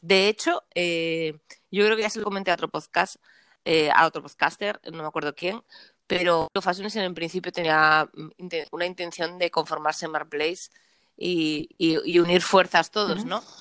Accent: Asturias, Spain; yo soy asturiana

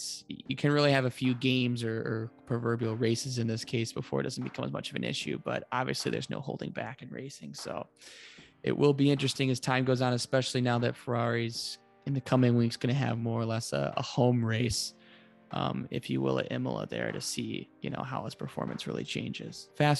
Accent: United States; being an American sports fan

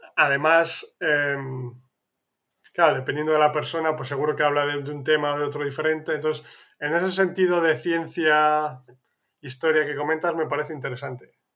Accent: northern Spain, Spain; de donde soy yo, que es más al norte de España

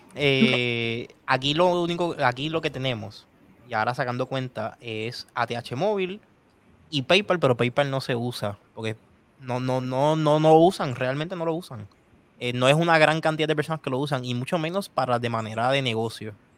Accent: Puerto Rico

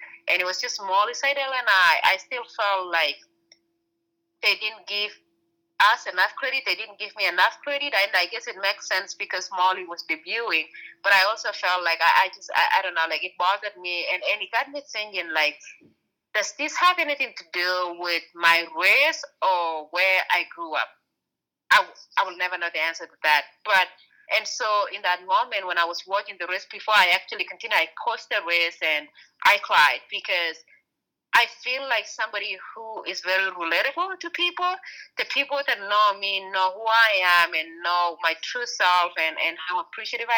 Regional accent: Kenya; moved away; I grew up in Kenya

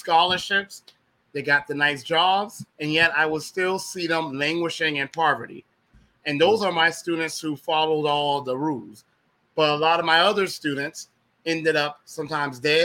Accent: Savannah, Georgia, United States; I was born in Savannah, Georgia, but my family lineage is Gullah Geechee

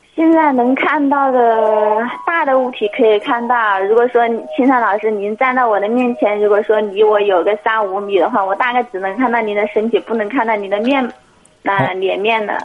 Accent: Hubei, China; moved away; 我是湖北的

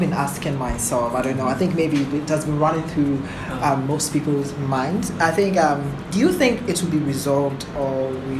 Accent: Obuasi, Ashanti, Ghana; I've lived in Obuasi for quite some time, for some years, yeah. And I was born in Obuasi.

